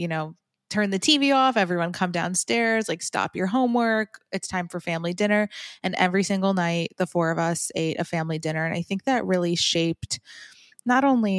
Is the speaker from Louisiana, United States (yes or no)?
no; Farmington, Michigan, United States; also born or lived in New Jersey; now in Boca Raton, United States; Oh, I grew up in Farmington, Michigan. I was born in New Jersey, but soon after we grew up in Michigan.